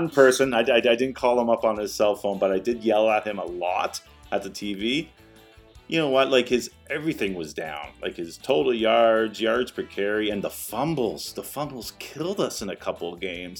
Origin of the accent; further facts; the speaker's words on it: Canada; as a Canadian tennis fan